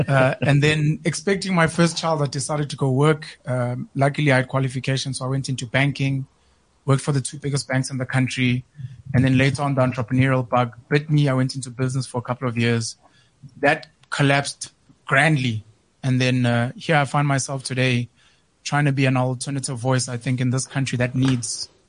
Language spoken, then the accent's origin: English; Newcastle, KwaZulu-Natal, South Africa; moved away as an adult; also born or lived in Grahamstown (Makhanda), Eastern Cape / Johannesburg; I'm a boy from Newcastle in KZN. Grew up, matriculated there. Then I moved from there, went to Grahamstown in Makanda in the Eastern Cape.